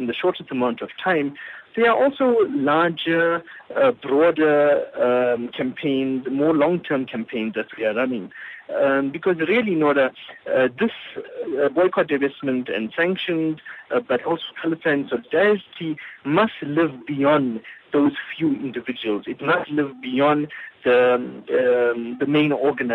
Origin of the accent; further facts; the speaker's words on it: South Africa; being South African puts one in a very privileged but also difficult position